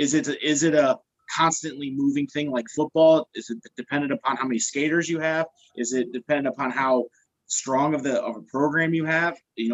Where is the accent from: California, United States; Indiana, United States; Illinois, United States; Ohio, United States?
Ohio, United States; Dayton; I come from the Dayton area, so I played my high school sports in the Dayton area.